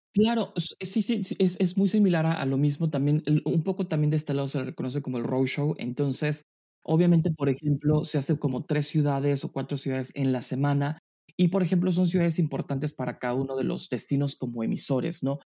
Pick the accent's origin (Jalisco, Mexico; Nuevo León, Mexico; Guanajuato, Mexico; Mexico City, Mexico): Guanajuato, Mexico; San Miguel de Allende; moved away as an adult; now in New York, United States; Yo soy mexicano, eh, eh, nacido en, la pequeña y maravillosa ciudad de San Miguel de Allende, en el estado de Guanajuato